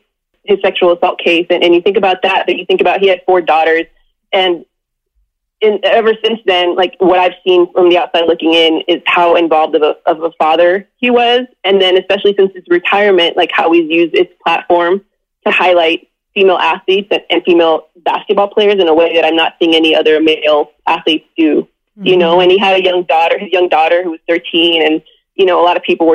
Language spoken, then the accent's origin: English; Southern California, United States; growing up in Southern California